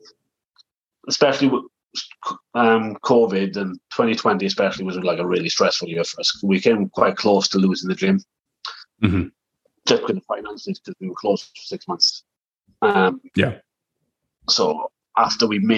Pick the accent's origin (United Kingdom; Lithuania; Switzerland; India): United Kingdom; South Wales; moved away; also born or lived in Preston, England; I'm from South Wales originally. And we had the opportunity to move back to Wales.